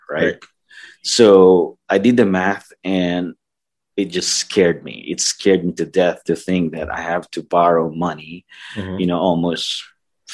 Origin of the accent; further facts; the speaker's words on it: Philippines; moved away as an adult; now in United States; I'm originally from the Philippines, as most of you guys know. I came here fourth quarter of 1997